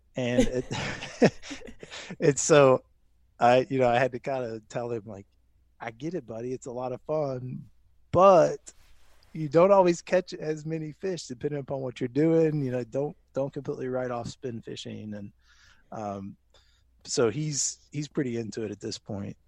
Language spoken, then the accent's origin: English; Louisville, Kentucky, United States; also born or lived in Lexington, Kentucky; I grew up in Louisville, Kentucky, moved to Lexington for a little bit for college and then work afterwards, and then made my way back here after getting married